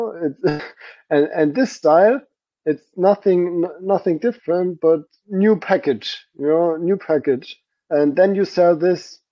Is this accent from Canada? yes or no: no; Germany; now in Stuttgart, Germany; I was in the church in my hometown for visiting my family